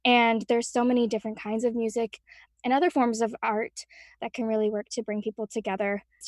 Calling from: Pennsylvania, United States; I'm coming from a few minutes outside Philadelphia, and I'm the music partnerships coordinator on the music team.

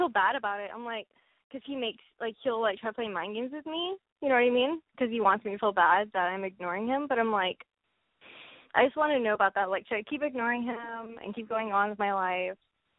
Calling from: Texas, United States; I'm from Texas.

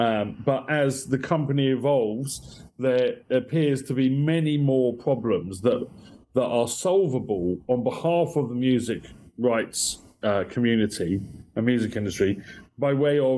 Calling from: Kentish Town, London, United Kingdom; From Dallas, Texas, you are communicating with Kentish Town in northwest London.

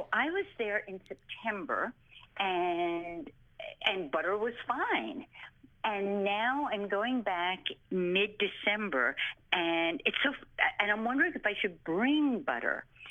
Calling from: Westbrook, Connecticut, United States; I'm in Westbrook, Connecticut, which is along the shoreline of Connecticut.

